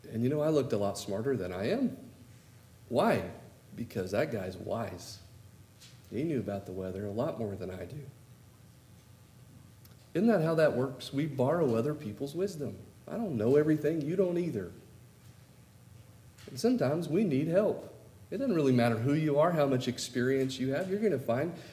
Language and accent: English; California, United States; moved away as an adult; now in Oklahoma, United States; I'm a Californian living in Oklahoma